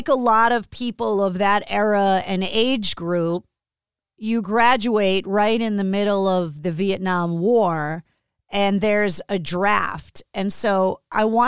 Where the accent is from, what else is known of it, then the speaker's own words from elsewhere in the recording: Northeast, United States; growing up in the Northeast, it's impossible to grow up and not love sports because we're so rabid about it up here